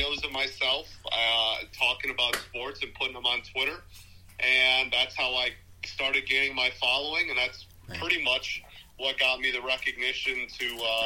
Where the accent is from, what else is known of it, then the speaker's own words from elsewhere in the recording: Detroit, Michigan, United States; growing up in Metro Detroit